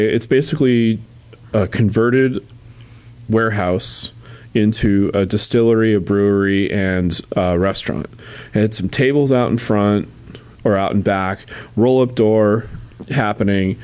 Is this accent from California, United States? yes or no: yes; San Francisco, California, United States; I'm not from here. I'm from San Francisco.